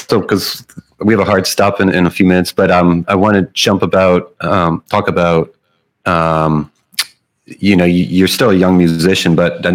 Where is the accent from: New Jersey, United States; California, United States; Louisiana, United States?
Louisiana, United States; New Orleans; I'm from New Orleans